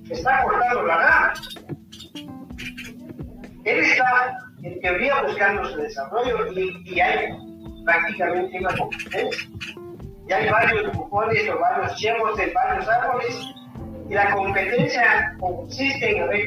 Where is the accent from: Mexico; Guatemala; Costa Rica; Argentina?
Guatemala